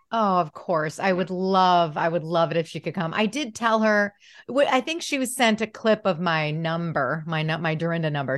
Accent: Detroit, Michigan, United States; I'm from Detroit

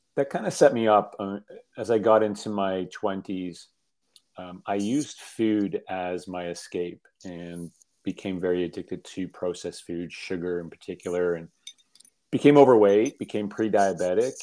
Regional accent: Toronto, Ontario, Canada; I grew up in uh, in Toronto, um, um central Canada

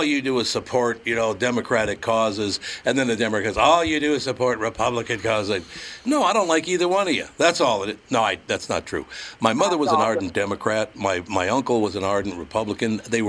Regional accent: Minneapolis, Minnesota, United States; You know, I grew up in North Minneapolis, so I grew up in a neighborhood that's basically Catholics, Blacks, and Jews.

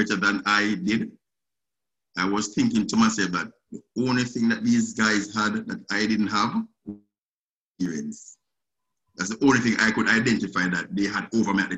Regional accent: Jamaica; moved away as an adult; now in United States; Originally I'm from Jamaica. I resided in Jamaica. So I just came to the States since January 2019.

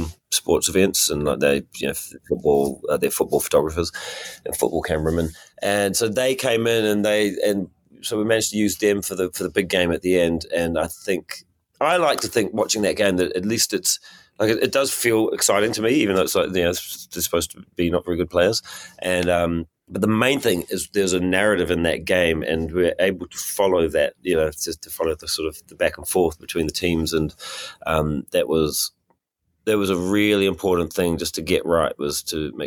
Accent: New Zealand; I'm from New Zealand

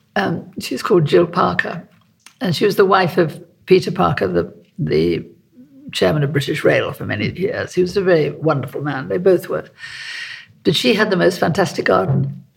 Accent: South Africa; moved away; I'm South African. You know, I was born in South Africa

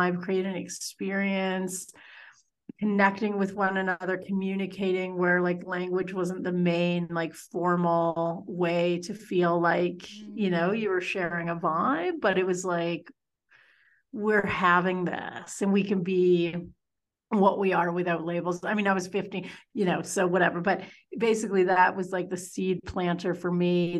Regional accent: north of Toronto, Ontario, Canada; moved away; So I grew up in Ontario, just in the burbs, north of Toronto.

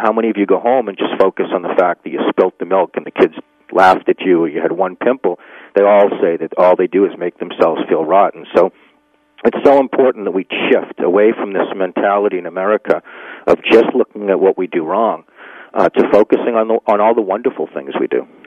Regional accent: Needham, Massachusetts, United States; my hometown, Needham, Massachusetts, where I grew up

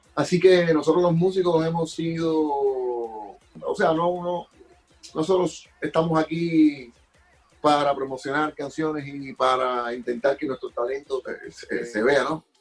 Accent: Havana, Cuba; moved away; el barrio de, Belén, donde yo nací.

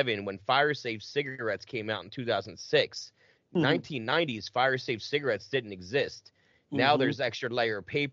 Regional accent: right outside of Cherry Hill, New Jersey, United States; accent: Jersey; moved away; also born or lived in Carver, Massachusetts; I grew up right outside of Cherry Hill

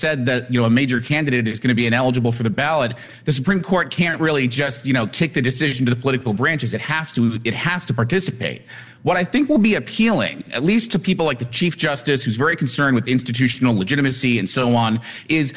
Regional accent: Colorado, United States; Colorado is my home state

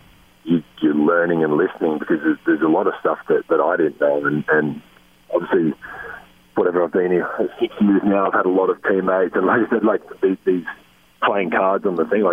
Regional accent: Australia; moved away as an adult; now in United States; being an Australian living in this country

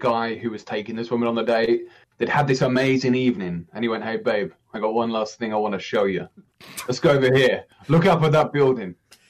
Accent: England, United Kingdom; I'm from England.

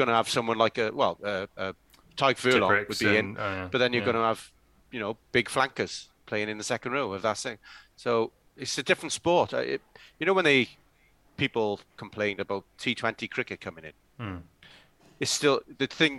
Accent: Welsh, Wales, United Kingdom; being Welsh

